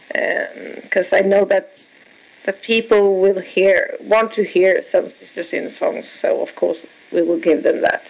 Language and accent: English; Sweden; I'm from Sweden